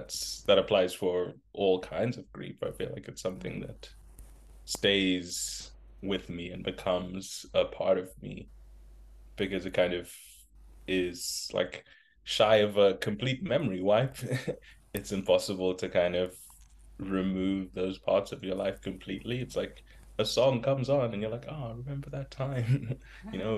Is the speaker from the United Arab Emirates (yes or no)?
no; Zimbabwe; moved away; I grew up in Zimbabwe